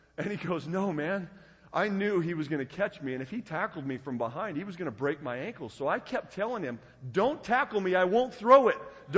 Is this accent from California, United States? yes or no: no; Tenmile, Oregon, United States; There's where I grew up. I grew up outside of Winston, Oregon, 10 Mile, Oregon.